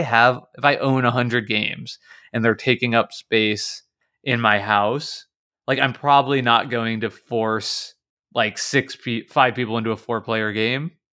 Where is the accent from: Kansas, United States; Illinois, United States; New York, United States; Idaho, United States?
Kansas, United States; I'm from Kansas, that's like right in the middle of the s, s, the United States.